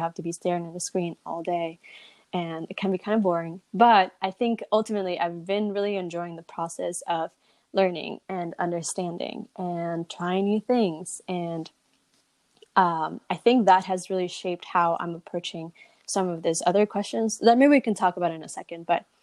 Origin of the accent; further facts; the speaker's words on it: Southern California, United States; growing up in Southern California